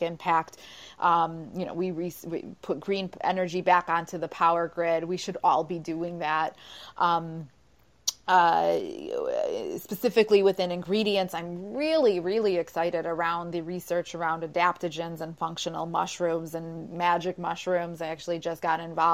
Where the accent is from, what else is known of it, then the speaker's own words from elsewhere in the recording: Chicago, Illinois, United States; I'm from Chicago